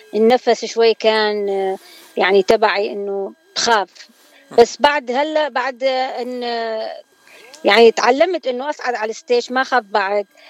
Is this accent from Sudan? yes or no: no; Baghdad, Baghdad Governorate, Iraq; moved away as an adult; now in San Diego, United States; أنا طبعا أكيد من العراق وإلي الشرف يعني وولادة بغداد